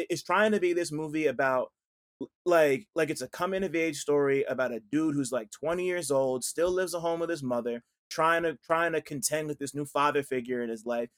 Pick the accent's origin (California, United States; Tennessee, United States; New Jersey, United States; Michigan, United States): New Jersey, United States; I'm from Jersey